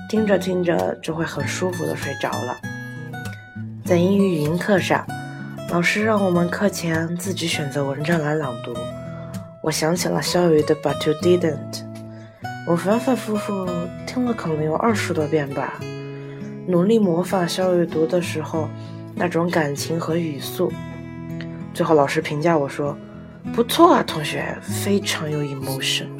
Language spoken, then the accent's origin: Chinese; Sichuan, China; 我是来自四川的